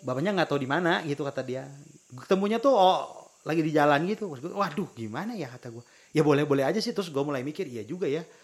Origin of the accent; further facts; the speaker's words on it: Tasikmalaya, West Java, Indonesia; accent: Sundanese; saya lahir di Tasik Malaya